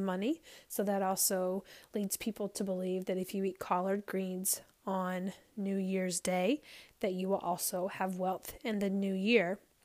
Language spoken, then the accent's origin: English; the South, United States; I grew up in the South